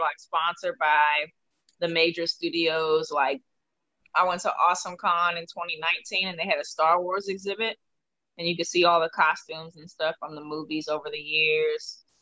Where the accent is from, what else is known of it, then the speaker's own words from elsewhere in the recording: Washington, District of Columbia, United States; How do I not have a DC accent? I'm from here.